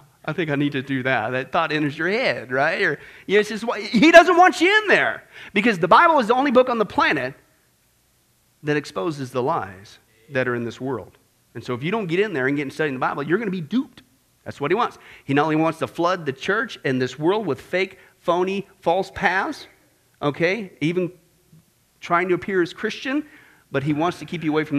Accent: Kansas, United States; I grew up in Kansas

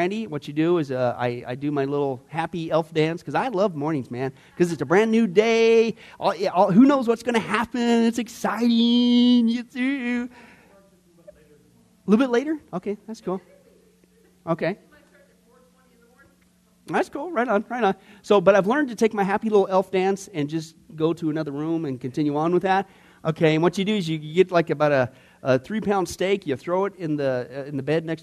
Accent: Midwest, United States; growing up in the Midwest

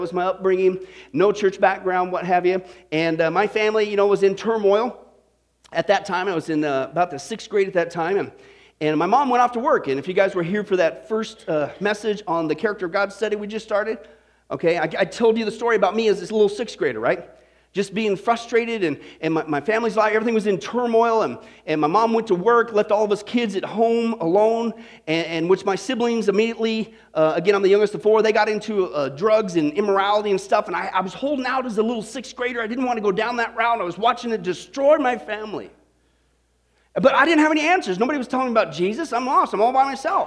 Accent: Kansas, United States; we grew up in the Kansas, kind of out in the middle of nowhere

